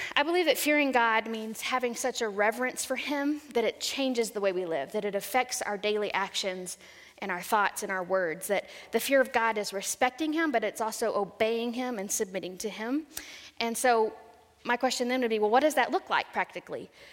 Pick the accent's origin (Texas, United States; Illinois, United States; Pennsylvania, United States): Texas, United States; San Saba; I grew up in central Texas in a little town called San Saba